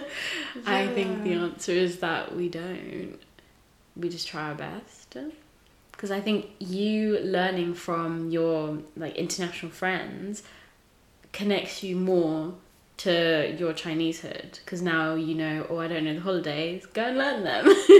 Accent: England, United Kingdom; also born or lived in Tanzania; I'm Tanzanian, you know, but a lot of my experience growing up in England involved integrating and assimilating into white culture, so I wasn't taught a lot of Tanzanian culture. I can't speak Swahili.

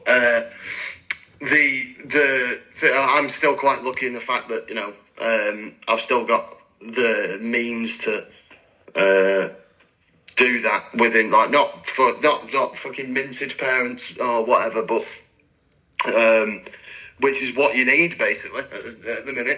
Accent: Ireland; being Irish

